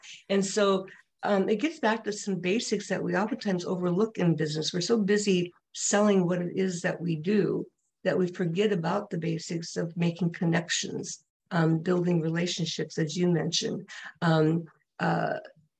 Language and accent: English; Minnesota, United States; moved away; my home state of Minnesota